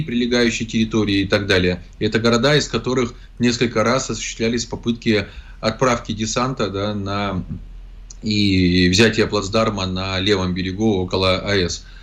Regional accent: Zaporizhzhia, Zaporizhzhia Oblast, Ukraine; Зеленский побывал сначала в городе Запорожье, в котором его ненавидят, он прекрасно знает, поэтому избегает посещения моего родного города

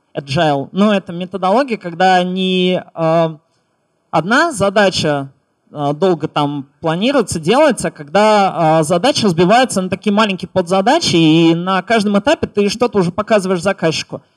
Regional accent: Samara, Samara Oblast, Russia; я вообще из Самары

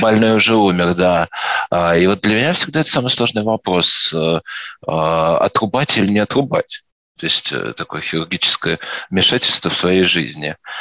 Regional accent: Moscow Oblast, Russia; also born or lived in Vladimir; я из Подмосковья

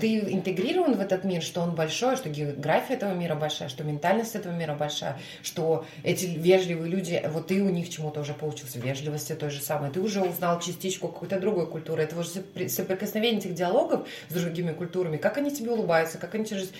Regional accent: Murmansk, Murmansk Oblast, Russia; now in Saint Petersburg, Russia; Мурманск недавно посетила, это мой родной город

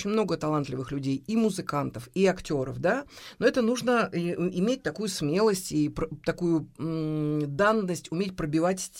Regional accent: Samara, Samara Oblast, Russia; Мы же из Самары

